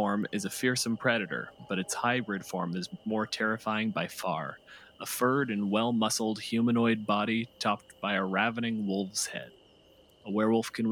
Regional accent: Canada; I'm a physicist from Canada.

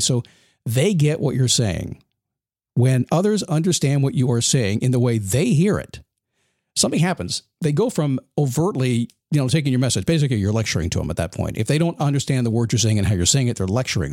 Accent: United States; I'm American

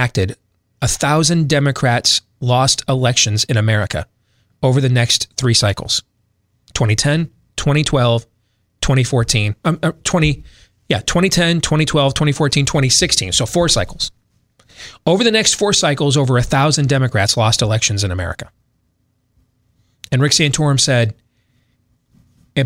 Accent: West Michigan, United States; growing up in West Michigan

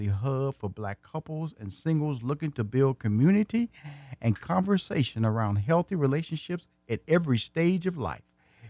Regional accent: Houston, Texas, United States; You're from Dallas, Texas. I'm from Houston, Texas.

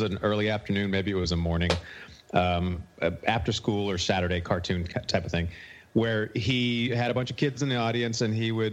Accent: Forest Grove, Oregon, United States; I became a Blazer fan when I was growing up in Forest Grove.

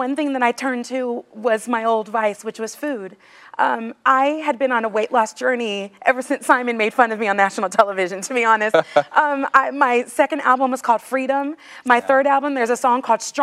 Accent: California, United States; now in Nashville, United States; I'm from California too, but I live in Nashville

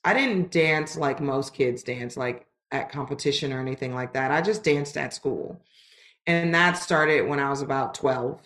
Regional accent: Los Angeles, California, United States; moved away as an adult; also born or lived in Lancaster, California; I'm originally from Los Angeles, California

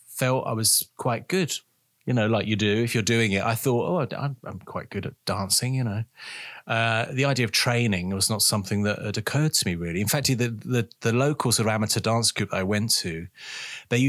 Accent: London, United Kingdom; accent: Cockney; I was brought up in East London. I'm actually a Cockney, really.

